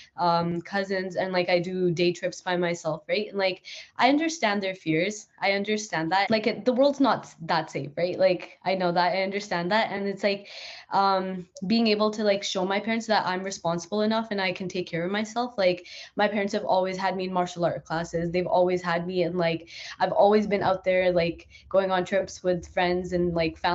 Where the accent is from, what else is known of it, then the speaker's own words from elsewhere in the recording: Northern Alberta, Canada; also born or lived in Edmonton, Canada; I grew up in Northern Alberta